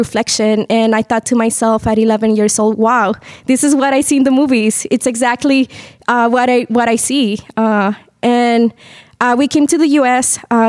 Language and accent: English; Bolivia; I'm originally from Bolivia.